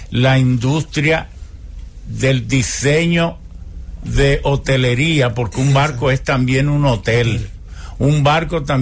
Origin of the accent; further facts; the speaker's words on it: Japan; Spanish is a second language; now in Dominican Republic; Yo soy partidario, como japonés